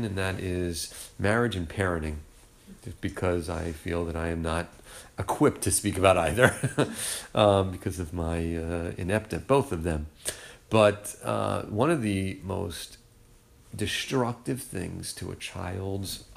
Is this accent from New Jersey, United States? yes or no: yes; New Jersey, United States; moved away; I'm from New Jersey